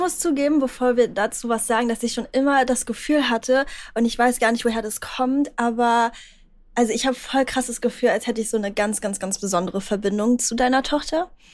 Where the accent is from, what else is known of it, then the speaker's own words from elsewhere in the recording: Berlin, Germany; ich bin aus Berlin